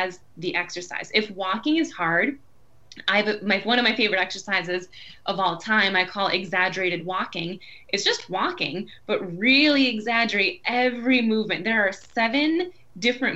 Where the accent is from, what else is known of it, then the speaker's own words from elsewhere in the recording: Buffalo, New York, United States; moved away as an adult; also born or lived in Boston; today I am near Buffalo, New York. So I moved back to my hometown about a year ago